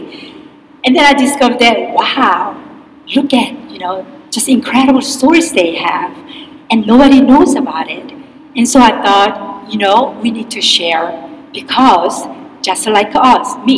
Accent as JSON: {"language": "English", "region": "Seoul", "country": "South Korea", "tie": "born or raised there", "moved": "as an adult", "lives_now": "Tacoma, United States", "said": "I grew up in Seoul, Korea, and came here when I was 18."}